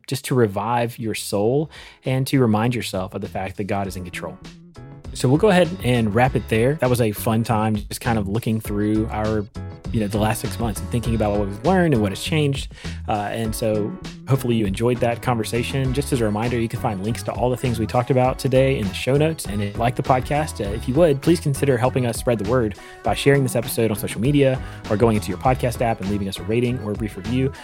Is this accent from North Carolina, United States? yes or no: yes; North Carolina, United States; growing up in North Carolina